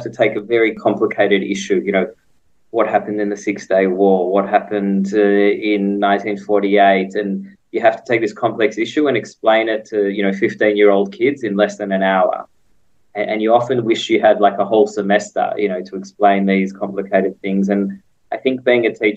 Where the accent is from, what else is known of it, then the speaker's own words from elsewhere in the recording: Melbourne, Victoria, Australia; moved away as an adult; also born or lived in Israel; now in Jerusalem, Israel; I was actually born in Israel, and my parents moved to Australia when I was two, and I grew up in Melbourne, in Carnegie, and very much enjoyed my childhood there